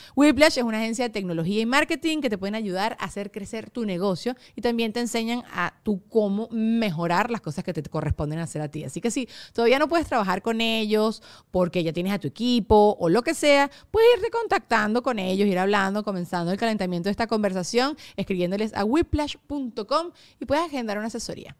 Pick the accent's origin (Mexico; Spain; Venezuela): Venezuela; moved away as an adult; also born or lived in United States; tengo 10 años sin vivir fuera de, fuera de Venezuela